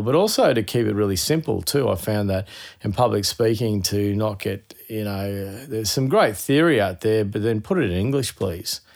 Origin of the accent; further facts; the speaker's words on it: Queensland, Australia; being a Queenslander